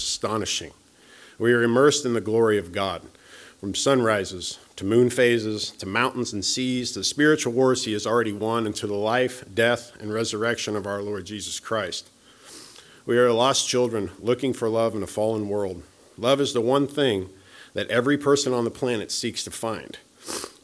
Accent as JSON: {"language": "English", "town": "Topeka", "region": "Kansas", "country": "United States", "tie": "born or raised there", "moved": "as an adult", "lives_now": "Kansas City, United States", "said": "I decided to go to Topeka, my hometown"}